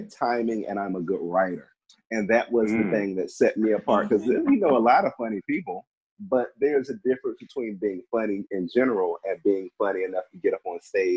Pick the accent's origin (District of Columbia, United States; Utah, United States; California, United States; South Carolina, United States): District of Columbia, United States; Washington; I am from the DMV. I am from Southeast